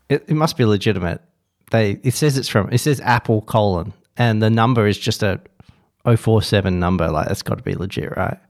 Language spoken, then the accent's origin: English; Perth, Western Australia, Australia